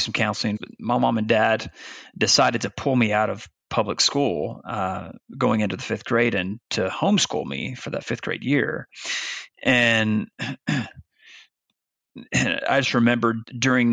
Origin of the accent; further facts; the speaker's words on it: Arkansas, United States; moved away as an adult; also born or lived in Virginia; Branson, Missouri was about an hour and a half north of where I grew up in Arkansas.